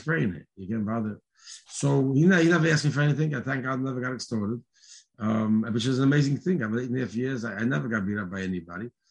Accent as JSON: {"language": "English", "town": "New York City", "region": "New York", "country": "United States", "tie": "born or raised there", "said": "I grew up in Borough Park"}